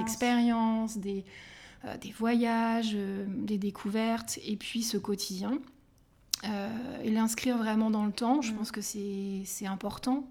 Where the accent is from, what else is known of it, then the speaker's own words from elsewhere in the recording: Île-de-France, France; je suis, francilienne